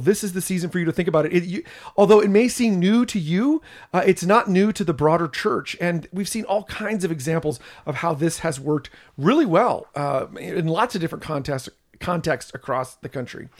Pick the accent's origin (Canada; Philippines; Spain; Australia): Canada; I'm a Canadian